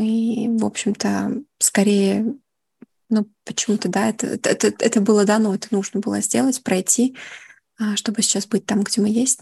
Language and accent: Russian; Kyiv, Ukraine; moved away as an adult; now in Netherlands; Я из Киева